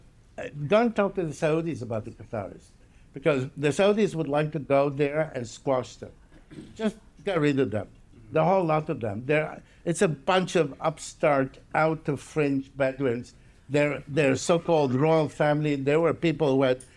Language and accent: English; Palermo, Sicily, Italy; moved away; I was brought up in Palermo, Sicily.